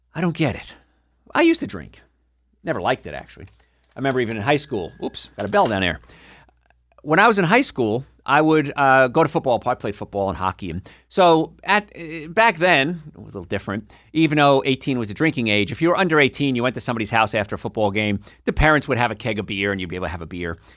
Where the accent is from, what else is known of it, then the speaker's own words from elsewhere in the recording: New Jersey, United States; moved away; also born or lived in New York / Atlanta; I'm from New York. ori-, well, from New Jersey originally, right across the river